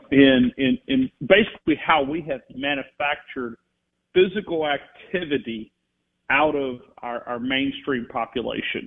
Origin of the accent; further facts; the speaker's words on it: North Alabama, United States; growing up in North Alabama